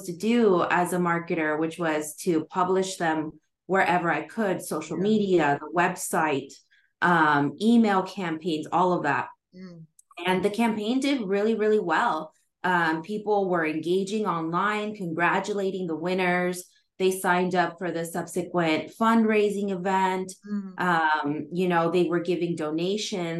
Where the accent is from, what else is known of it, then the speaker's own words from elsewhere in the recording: Southern California, United States; I am calling in from Southern California in the United States, right where I grew up, actually